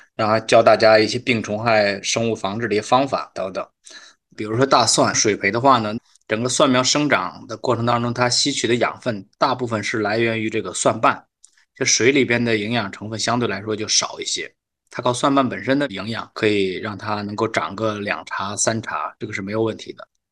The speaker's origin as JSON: {"language": "Chinese", "region": "Hebei", "country": "China", "also_born_or_lived": "Beijing", "moved": "yes", "lives_now": "Shanghai, China", "said": "我是河北人，所以在河北的时候"}